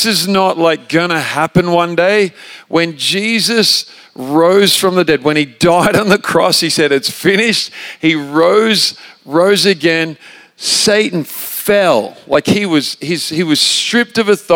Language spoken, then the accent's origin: English; Australia; moved away as an adult; also born or lived in Redding, California; I'm an Australian